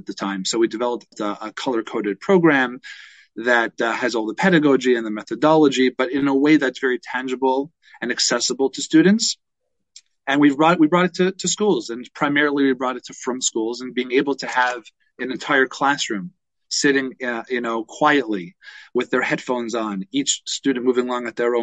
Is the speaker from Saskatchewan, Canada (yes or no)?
no; Toronto, Ontario, Canada; I grew up in Toronto